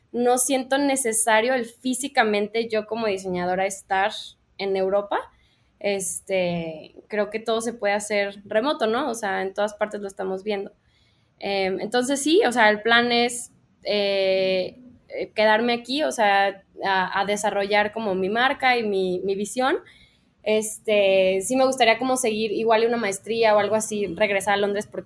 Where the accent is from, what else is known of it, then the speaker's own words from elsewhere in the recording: Guadalajara, Jalisco, Mexico; moved away as an adult; also born or lived in London; soy una diseñadora mexicana, soy de aquí de Guadalajara Em, hice mi carrera en Londres, estuve seis años allá